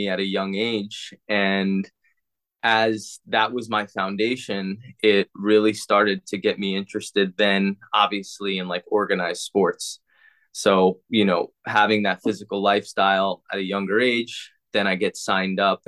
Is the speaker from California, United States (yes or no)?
no; Long Island, New York, United States; now in St. Petersburg, United States; I grew up in Long Island, New York